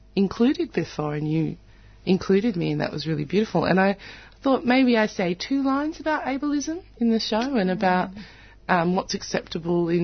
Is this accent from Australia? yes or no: yes; Australia; growing up in Australia